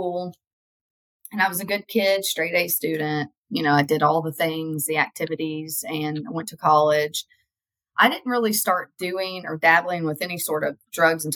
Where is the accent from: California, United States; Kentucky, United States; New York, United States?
Kentucky, United States; move to a different place in Kentucky